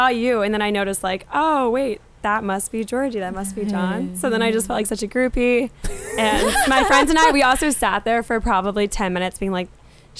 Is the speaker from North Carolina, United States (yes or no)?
yes; North Carolina, United States; moved away as an adult; now in Boston, United States; So I'm from North Carolina.